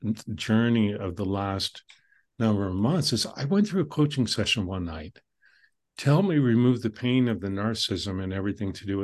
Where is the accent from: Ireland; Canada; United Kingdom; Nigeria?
Canada; I'm Canadian